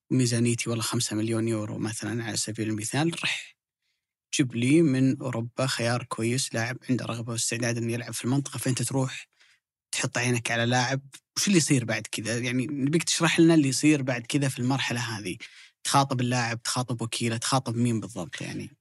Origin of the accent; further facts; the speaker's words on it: Saudi Arabia; عندنا في السعودية